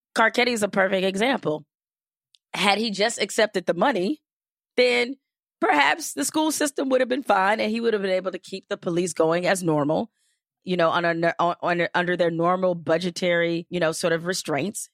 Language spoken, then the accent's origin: English; Detroit, Michigan, United States; growing up in Detroit